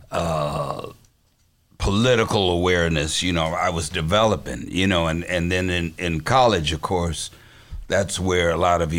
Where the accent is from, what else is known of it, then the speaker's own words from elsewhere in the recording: Los Angeles, California, United States; moved away as an adult; now in Chicago, United States; Raised in Los Angeles mm. and returned to go to U of I.